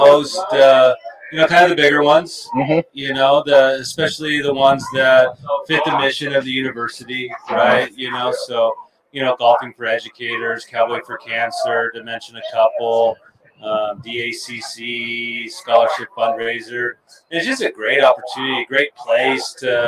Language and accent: English; Washington, United States; now in Las Cruces, United States; I'm not from Las Cruces. I grew up in Washington State.